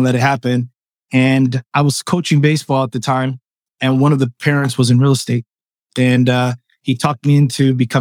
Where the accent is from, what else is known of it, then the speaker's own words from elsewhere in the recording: Los Angeles, California, United States; first language Spanish; English is a second language; I was born in Los Angeles, California. I am of Cuban descent